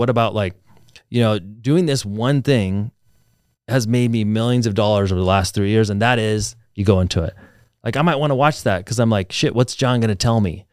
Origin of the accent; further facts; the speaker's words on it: Reno, Nevada, United States; moved away as an adult; also born or lived in Alaska; now in Las Vegas, United States; I grew up in Reno